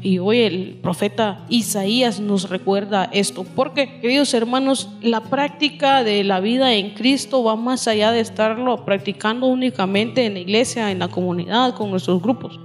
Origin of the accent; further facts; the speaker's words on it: Guatemala; nosotros los, los guatemaltecos